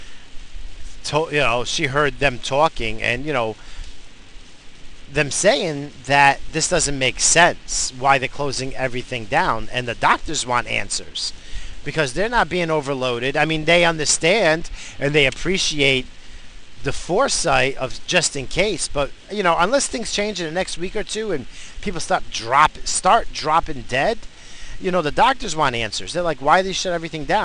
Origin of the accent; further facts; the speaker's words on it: United States; being an American